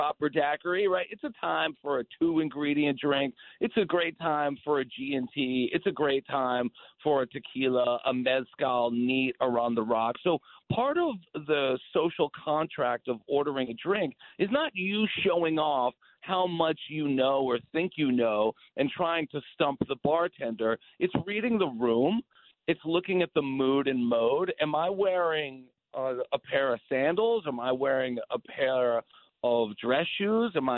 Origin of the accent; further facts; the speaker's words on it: Paterson, New Jersey, United States; moved away; I'm from Jersey. I was born in Patterson.